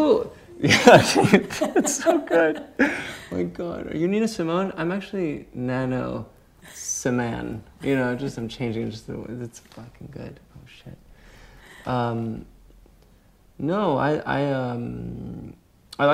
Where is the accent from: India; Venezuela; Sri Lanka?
Venezuela; Caracas, Capital District; moved away; also born or lived in Houston, Texas; I grew up in Venezuela, in Caracas.